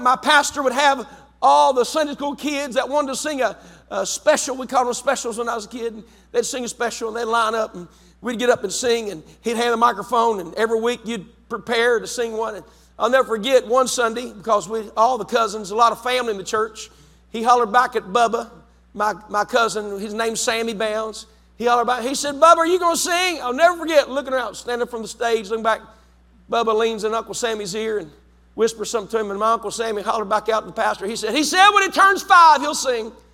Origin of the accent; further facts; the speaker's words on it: West Virginia, United States; moved away as an adult; also born or lived in London, West Virginia; now in Zanesville, United States; I'm from West Virginia